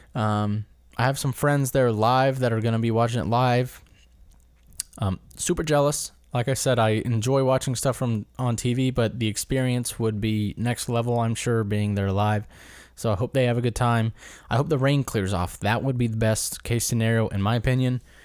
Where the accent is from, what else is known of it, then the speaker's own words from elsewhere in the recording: United States; as an American